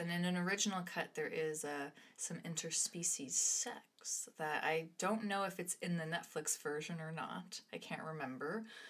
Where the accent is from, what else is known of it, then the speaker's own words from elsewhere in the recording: Midwest, United States; also born or lived in Canada / Toronto, Canada; because on top of being Canadian, I'm also American, and that's what Midwestern kids eat is hot dogs and macaroni and cheese.